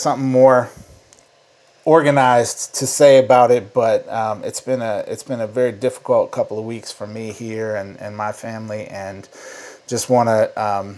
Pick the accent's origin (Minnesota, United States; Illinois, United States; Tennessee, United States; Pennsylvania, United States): Minnesota, United States; St. Paul; I grew up in St. Paul